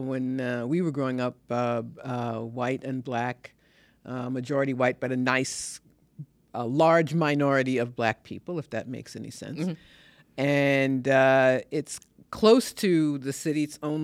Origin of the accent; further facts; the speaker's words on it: Ohio, United States; born there; No, my parents are from the Midwest. I was born in Ohio.